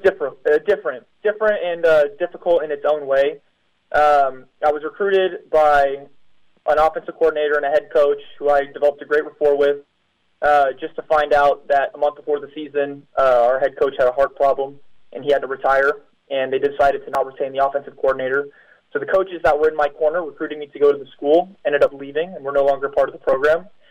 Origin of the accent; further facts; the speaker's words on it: United States; moved away as an adult; now in Poland; I am the American